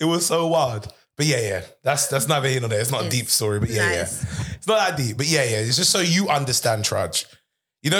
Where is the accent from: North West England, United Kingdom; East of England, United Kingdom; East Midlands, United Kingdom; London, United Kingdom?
London, United Kingdom; I'm from Northwest London originally